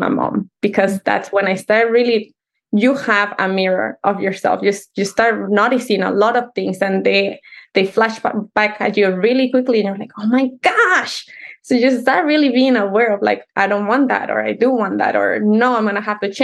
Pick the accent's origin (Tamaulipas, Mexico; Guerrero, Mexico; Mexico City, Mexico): Mexico City, Mexico; English is a second language; moved away; I was definitely born and raised in Mexico City